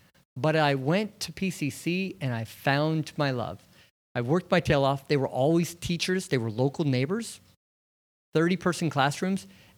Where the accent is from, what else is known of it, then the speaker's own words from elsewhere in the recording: Portland, Oregon, United States; I grew up in Portland, North Portland, educated here, went to school here, built a business here, married my wife, and raised my children here.